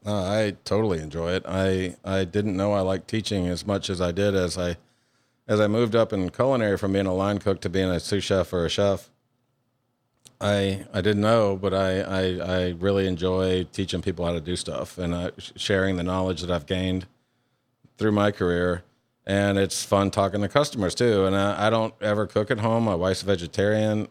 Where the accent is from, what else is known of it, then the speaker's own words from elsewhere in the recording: Louisiana, United States; moved away as an adult; also born or lived in Hawaii; now in Mississippi, United States; I was born in Hawaii and I grew up in Louisiana. And I, I was there from like seven to eighteen